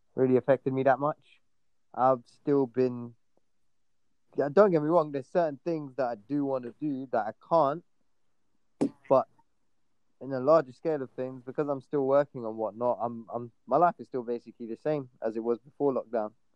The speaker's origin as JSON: {"language": "English", "region": "London", "country": "United Kingdom", "tie": "born or raised there", "said": "growing up in London"}